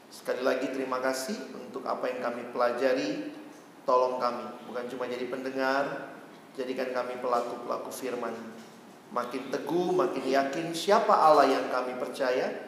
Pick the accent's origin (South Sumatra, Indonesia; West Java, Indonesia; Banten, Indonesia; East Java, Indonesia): West Java, Indonesia; Bandung; born there; saya tidak kebetulan lahir di Indonesia, itu providential call. Tidak kebetulan saya di Bandung.